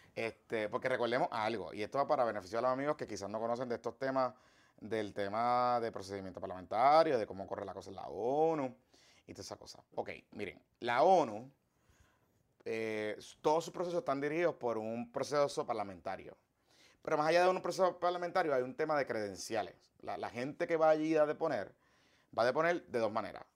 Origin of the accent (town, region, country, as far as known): Puerto Rico